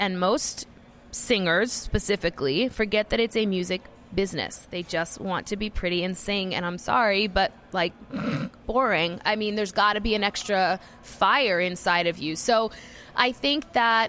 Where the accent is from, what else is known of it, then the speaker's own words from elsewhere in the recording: Georgia, United States; now in Nashville, United States; I grew up in Georgia.